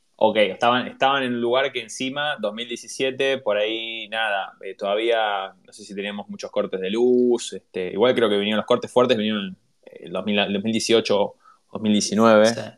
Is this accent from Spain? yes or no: no; Avellaneda, Buenos Aires Province, Argentina; yo soy Avellaneda